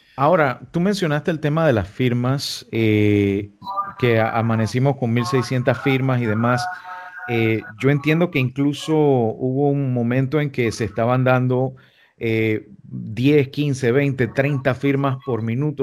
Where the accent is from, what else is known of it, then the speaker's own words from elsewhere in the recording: Panama; nosotros como panameños